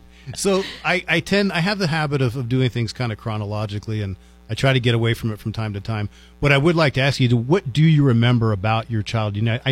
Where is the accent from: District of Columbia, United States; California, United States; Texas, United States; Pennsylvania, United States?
District of Columbia, United States; Washington; now in Las Cruces, United States; I grew up in Washington, D.C.